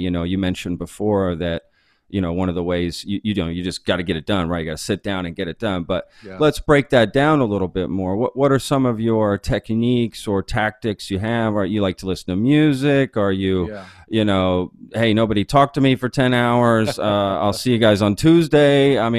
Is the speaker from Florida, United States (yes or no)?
no; Texas, United States; I mean, look, I grew up in Texas. You know, you're going to, you know, find people with different views here.